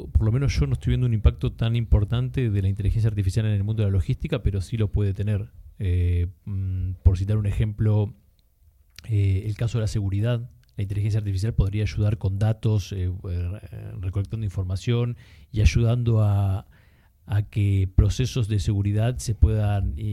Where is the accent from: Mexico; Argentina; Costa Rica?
Argentina; Eh, Argentina, eh, comienzo a trabajar desde una edad temprana, de diferentes rubros